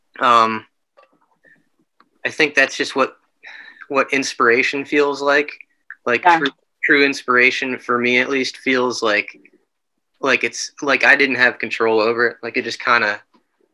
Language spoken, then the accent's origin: English; Lock Haven, Pennsylvania, United States; I grew up in Lock Haven, Pennsylvania.